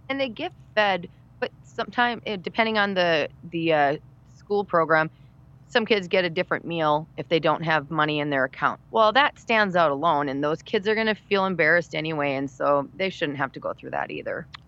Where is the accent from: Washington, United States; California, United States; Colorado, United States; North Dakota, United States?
North Dakota, United States; Bismarck; also born or lived in Minneapolis / Jackson, Mississippi; I grew up in Bismarck, where we both work now in Bismarck, North Dakota.